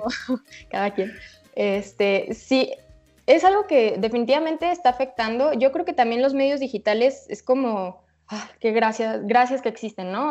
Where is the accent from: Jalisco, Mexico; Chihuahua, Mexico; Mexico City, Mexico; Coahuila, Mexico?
Jalisco, Mexico; Guadalajara; soy de aquí de Guadalajara